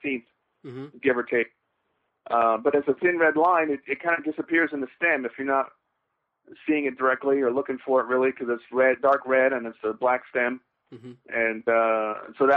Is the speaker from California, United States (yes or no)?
yes; Los Angeles, California, United States; I was born in Los Angeles and near Hollywood